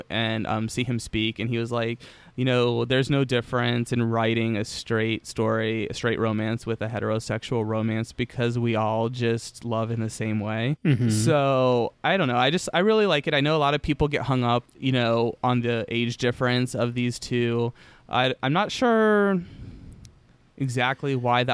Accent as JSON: {"language": "English", "country": "United States", "said": "someone that has grown up in America"}